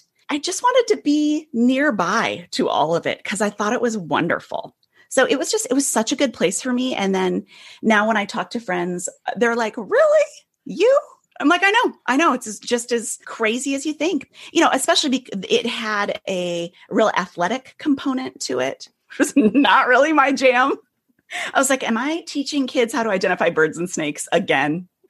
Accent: Illinois, United States; now in Manhattan, United States; I grew up in the Midwest outside Chicago. And 2.5 years ago, my family and I moved to Manhattan, which is like a whole thing.

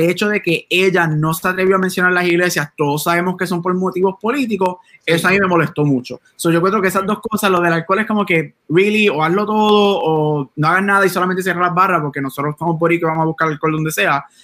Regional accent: Puerto Rico; en Puerto Rico nosotros somos boricuas

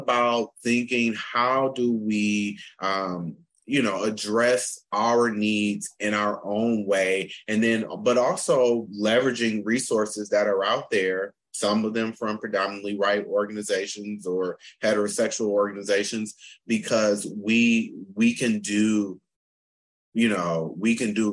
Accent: Flint, Michigan, United States; also born or lived in North Carolina; now in Pittsburgh, United States; From Michigan. I'm from Flint, Michigan

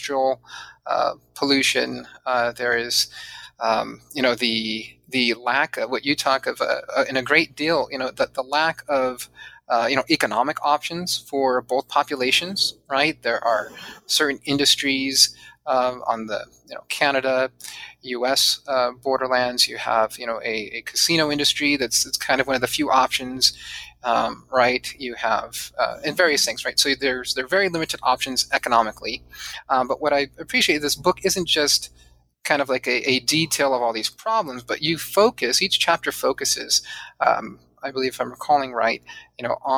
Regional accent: San Diego, California, United States; also born or lived in Chula Vista; I grew up mostly in Southern California, not mostly, all in Southern California, and primarily in San Diego.

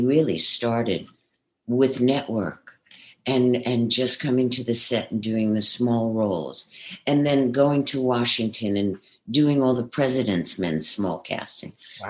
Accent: New York City, New York, United States; accent: Brooklyn; moved away as an adult; also born or lived in Manhattan; now in California, United States; I grew up in Brooklyn, and uh, you know, apartments in Manhattan

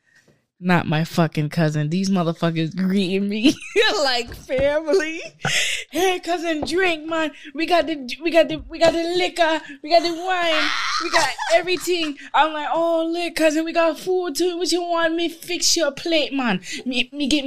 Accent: Barbados; I'm from Barbados.

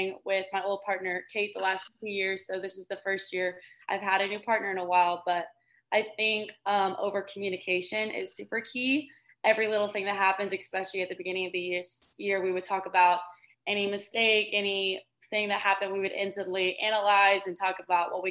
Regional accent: Texas, United States; moved away as an adult; now in Georgia, United States; I've also always grown up in the South. So even though Georgia and I'm from Texas

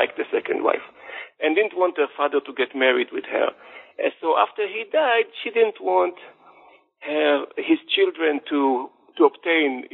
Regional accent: Jerusalem, Jerusalem District, Israel; I was born and raised in Jerusalem into a secular family, not an Orthodox family

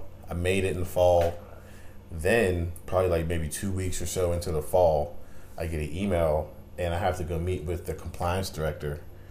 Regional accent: Ambridge, Pennsylvania, United States; I'm from Ambridge, Pennsylvania, so I'm about an hour 10 minutes from Bethany.

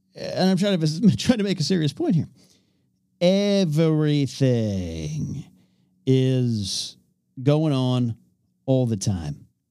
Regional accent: north of Los Angeles via the 101, California, United States; moved away as an adult; now in Los Angeles, United States; I had to head home from L A up to my hometown

